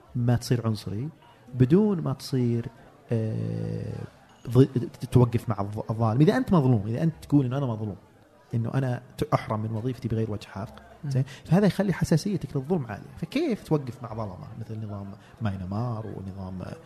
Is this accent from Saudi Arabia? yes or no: yes; Saudi Arabia; انا ومجموعه باحثين من الخليج